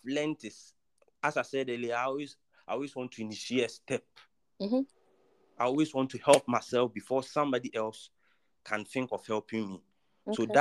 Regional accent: Kumasi, Ashanti, Ghana; Actually, I'm from Kumasi. I was born and bred in Kumasi

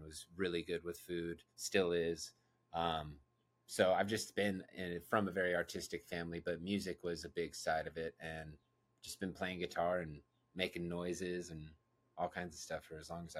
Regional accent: Roseville, California, United States; also born or lived in Citrus Heights, California / Carmichael, California / Auburn, California / Sacramento, California; now in Los Angeles, United States; especially in Roseville, where that's the main area where I grew up in the Sacramento area

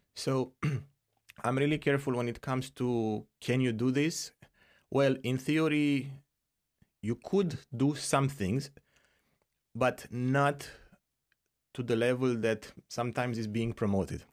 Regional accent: Romania; moved away; I'm from Romania originally

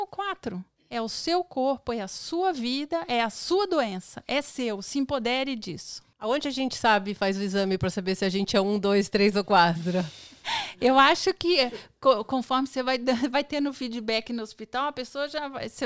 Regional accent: Federal District, Brazil; E é que brasiliense tem o hábito mesmo de imitar carioca, mas não assim uma imitação. A gente nasce imitando, então a gente é difícil mudar.

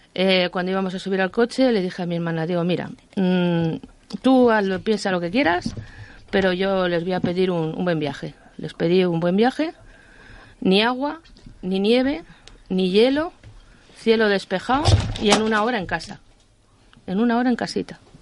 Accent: Madrid, Community of Madrid, Spain; now in Ávila, Spain; Yo soy madrileña, aunque vivo en Ávila, soy madrileña.

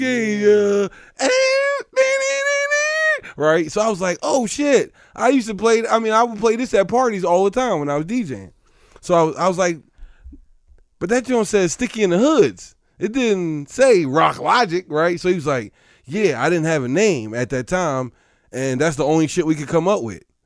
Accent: Philadelphia, Pennsylvania, United States; I'm from Philly

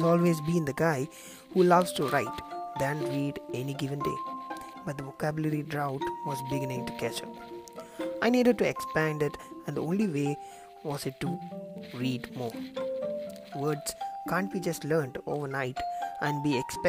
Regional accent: Kerala, India; I am from Kerala

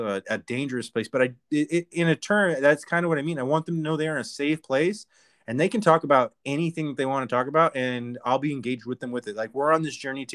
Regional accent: Arizona, United States; I'm from Arizona too

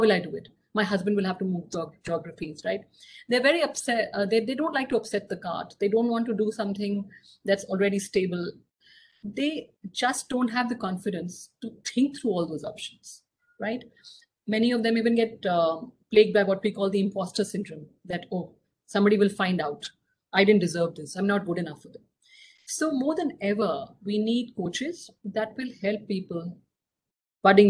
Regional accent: Singapore; my hometown, is actually Singapore

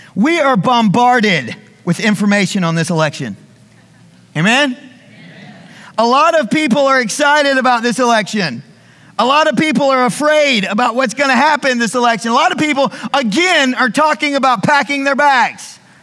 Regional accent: the South, United States; I was raised in school in the South

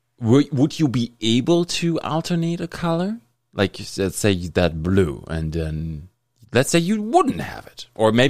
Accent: Germany; now in Thunder Bay, Canada; I grew up in Germany

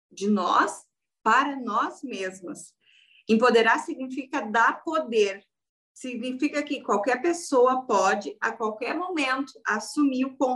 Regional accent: Rio Grande do Sul, Brazil; Então, eu sou gaúcha aqui do Rio Grande do Sul

